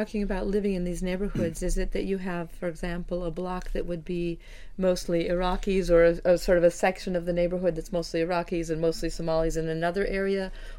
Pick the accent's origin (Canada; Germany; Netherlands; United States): United States; particularly being an American, where we have sort of a kind of a fear of refugees and a fear of foreign born.